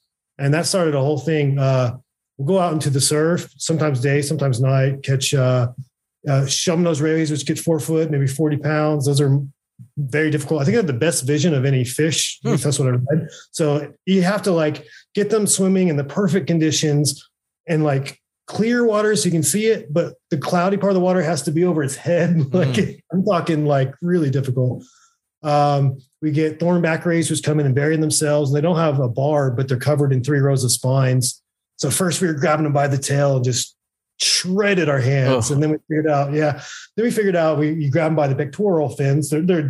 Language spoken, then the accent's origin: English; Oklahoma, United States; now in California, United States; I moved to California from Oklahoma